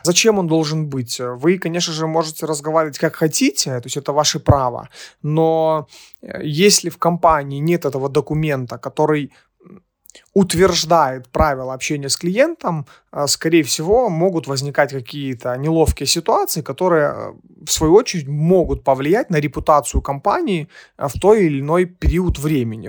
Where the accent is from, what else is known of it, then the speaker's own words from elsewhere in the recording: Ukraine; Мы из Украины